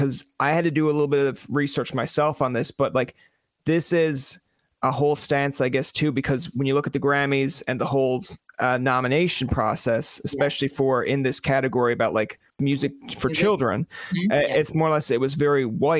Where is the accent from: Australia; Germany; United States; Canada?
Canada; I grew up in Canada. I still am in Canada.